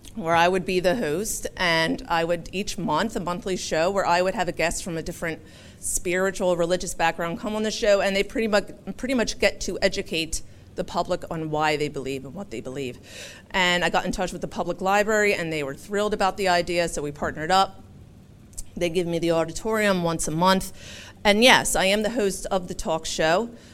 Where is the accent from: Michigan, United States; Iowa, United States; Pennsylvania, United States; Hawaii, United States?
Pennsylvania, United States; Philadelphia; moved away as an adult; now in Rochester, United States; I am from Philadelphia, born and raised.